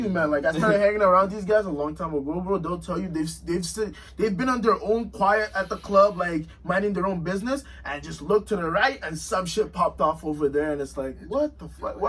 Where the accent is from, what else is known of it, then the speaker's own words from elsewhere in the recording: Winnipeg, Manitoba, Canada; Yeah, I'm from Winnipeg, bro. That's how we sound. That's how I sound, bro. You know, 204.